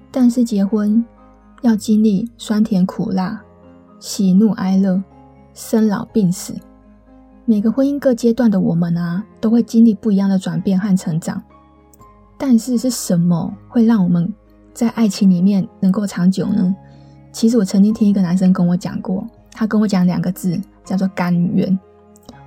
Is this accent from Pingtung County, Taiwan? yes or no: no; Taipei, Taiwan; also born or lived in Taichung; 我是台北人嘛，然后我就到台中念书